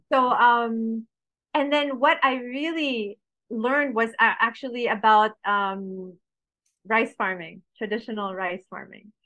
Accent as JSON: {"language": "English", "town": "Paris", "region": "Île-de-France", "country": "France", "tie": "born or raised there", "also_born_or_lived": "Baguio, Philippines", "moved": "yes", "lives_now": "Philippines", "said": "I grew up in France, in Paris"}